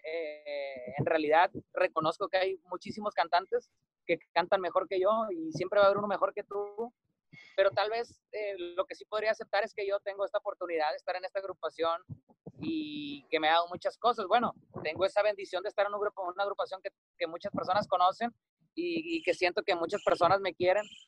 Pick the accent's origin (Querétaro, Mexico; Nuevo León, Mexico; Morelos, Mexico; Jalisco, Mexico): Nuevo León, Mexico; Cadereyta Jiménez; moved away as an adult; now in Mazatlán, Mexico; Cadereyta Jiménez Nuevo León, que está como a 20 minutos de Monterrey. Y bueno, ahí crecí, prácticamente he vivido toda mi vida ahí hasta que me vine a Mazatlán